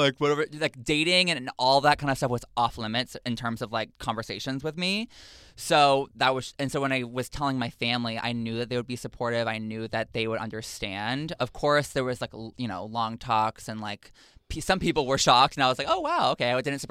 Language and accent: English; Texas, United States; Growing up in Texas, when people ask me what that's like, because people are always like, oof, like that must have sucked, you know?